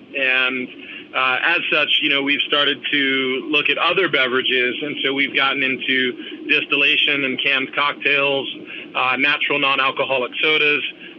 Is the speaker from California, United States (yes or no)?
yes; San Diego, California, United States; moved away as an adult; now in Maui, United States; growing up in San Diego, had a lot of great breweries opening up when I was in high school, just graduating high school.